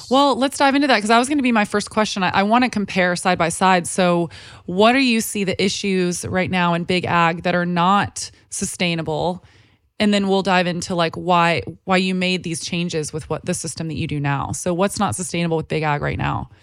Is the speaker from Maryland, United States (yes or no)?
no; Texas, United States; now in Los Angeles, United States; I grew up in Texas